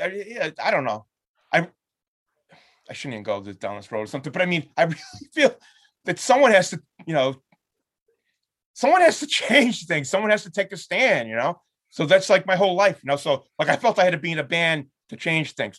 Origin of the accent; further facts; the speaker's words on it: Lynn, Massachusetts, United States; There's this club in my hometown